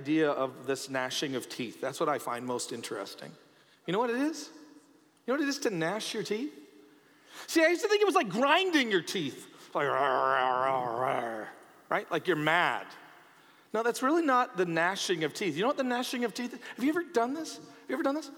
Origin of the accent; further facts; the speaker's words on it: Canada; as a Canadian